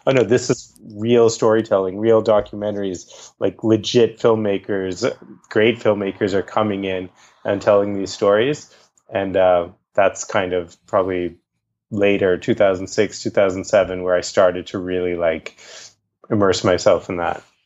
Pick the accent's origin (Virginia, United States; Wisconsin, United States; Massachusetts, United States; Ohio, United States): Massachusetts, United States; Boston; I grew up in Boston, Massachusetts, where I was born